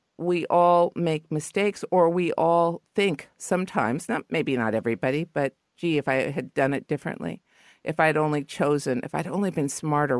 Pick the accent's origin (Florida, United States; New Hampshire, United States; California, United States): California, United States; Los Angeles; I guess, embarrassed because I'm from L.A., but I'm from the Valley. So deep in the Valley that I thought Ventura Boulevard was the other side of the hill.